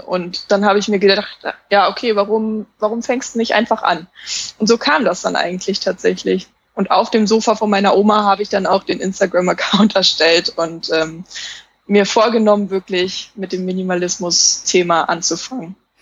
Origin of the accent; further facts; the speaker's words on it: Saxony-Anhalt, Germany; moved away as an adult; ich komme ursprünglich nämlich aus Sachsen-Anhalt